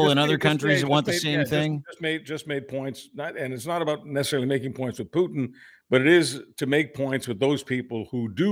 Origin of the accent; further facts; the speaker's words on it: Canada; I, I as a Canadian, I'm always embarrassed about some of the stuff that is in our